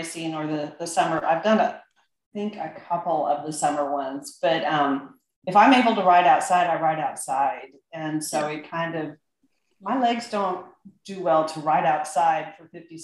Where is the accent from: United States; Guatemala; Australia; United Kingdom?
United States; I'm American.